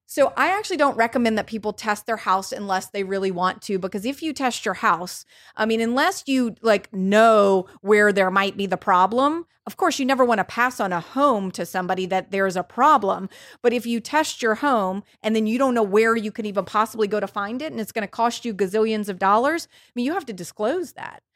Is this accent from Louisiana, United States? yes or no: yes; New Orleans, Louisiana, United States; moved away; I'm from New Orleans, um, and I just went home